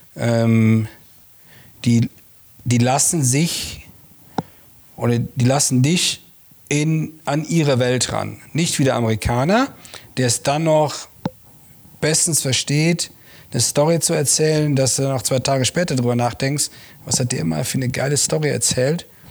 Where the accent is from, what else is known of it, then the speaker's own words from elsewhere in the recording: Langerwehe, North Rhine-Westphalia, Germany; moved away as an adult; also born or lived in Munich; now in Regensburg, Germany; ich bin ja in Langerwehe groß geworden, äh, zwischen Köln und Aachen